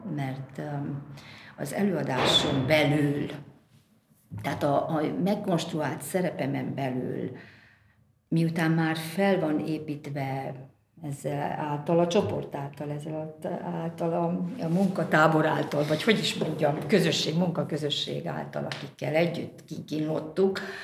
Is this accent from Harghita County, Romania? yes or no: no; Brașov, Brașov County, Romania; moved away; ott van Brassóban, onnan én származom